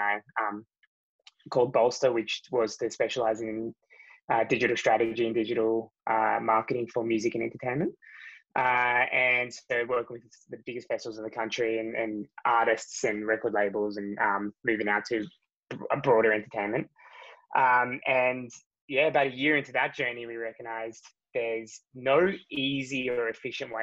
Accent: Australia; I grew up in Australia

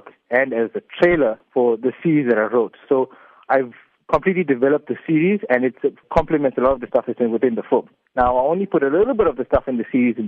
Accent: South Africa; us as South African Indian people

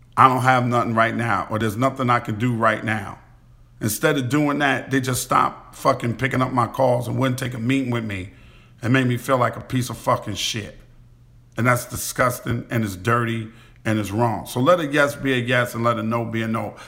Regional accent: New York City, New York, United States; where I grew up at in Queens

